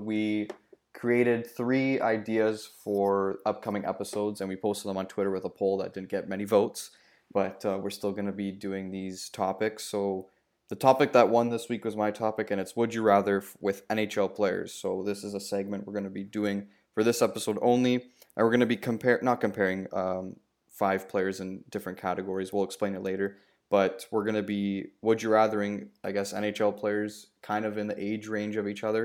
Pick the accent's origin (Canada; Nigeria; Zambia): Canada; Toronto, Ontario; my hometown team, the Toronto Maple Leafs